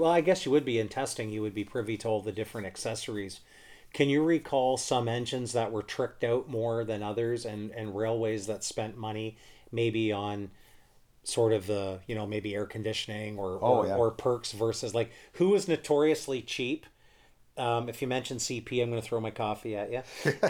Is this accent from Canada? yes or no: yes; Woodstock, Ontario, Canada; I grew up in Woodstock, and I before I could drive, my parents used to take me to Bruffdale Hobby quite a bit.